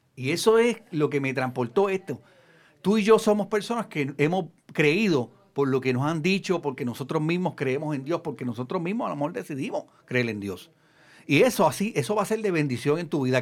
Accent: Puerto Rico; los que somos de Puerto Rico.

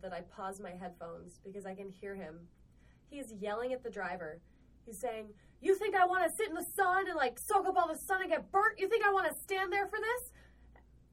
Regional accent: New York City, New York, United States; also born or lived in Manhattan; I was born in the Bronx. I went to school in Manhattan, Midtown, and my mom was terrified of the subway, so she made me take this bus every day

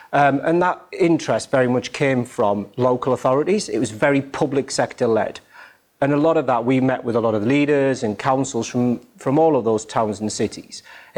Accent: North East England, United Kingdom; now in Stalybridge, United Kingdom; As you can tell by my accent, I was born and bred in the Northeast.

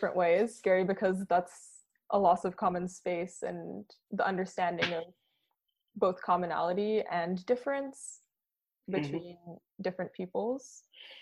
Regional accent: Canada; I come from the Bay of Fundy, which is a very intense ocean to come from

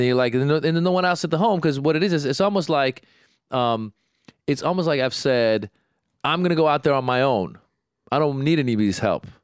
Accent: Iran; now in United States; I was born in Iran. I speak Farsi

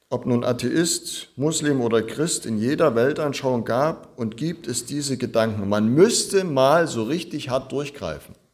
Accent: Zittau, Saxony, Germany; In meiner Heimatstadt Zittau, da war echt was los vorgestern.

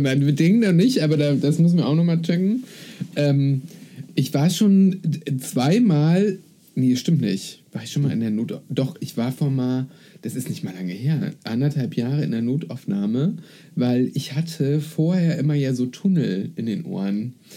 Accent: eastern Germany, Germany; now in Berlin, Germany; Ich komme aus dem Osten

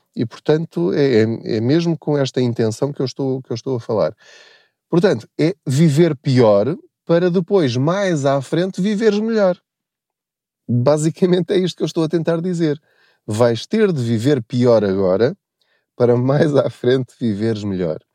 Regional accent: Covilhã region, village at the foot of Serra da Estrela, Centro, Portugal; moved away as an adult; now in Lisbon, Portugal; eu sou da, da, da região da Covilhã. Eu cresci numa aldeia no sopé da Serra da Estrela chamada Paulo

